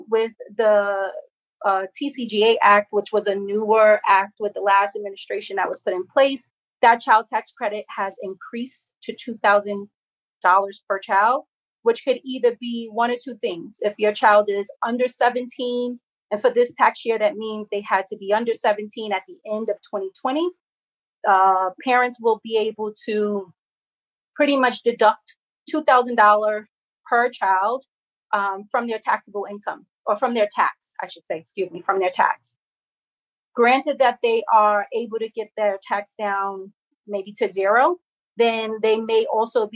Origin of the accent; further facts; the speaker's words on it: New York, United States; as a New Yorker